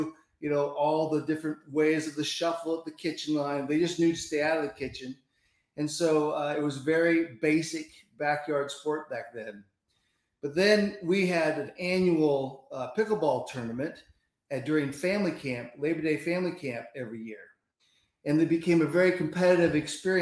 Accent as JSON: {"language": "English", "town": "Tacoma", "region": "Washington", "country": "United States", "tie": "born or raised there", "said": "Up in Tacoma, Washington"}